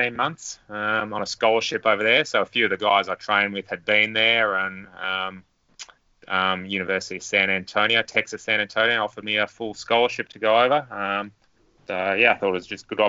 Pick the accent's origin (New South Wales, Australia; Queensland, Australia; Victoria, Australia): Victoria, Australia; Stawell; moved away as an adult; also born or lived in Melbourne; now in Canberra, Australia; I grew up in Stawell, country Victoria